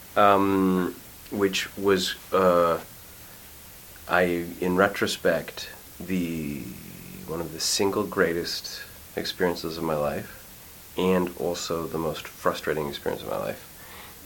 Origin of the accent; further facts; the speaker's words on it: Montreal, Quebec, Canada; moved away as an adult; I grew up in Montreal